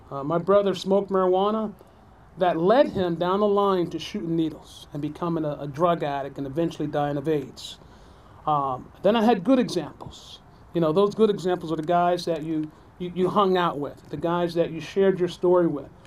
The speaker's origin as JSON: {"language": "English", "region": "New Jersey", "country": "United States", "tie": "born or raised there", "said": "growing up in New Jersey, uh, I am one of uh, six or seven."}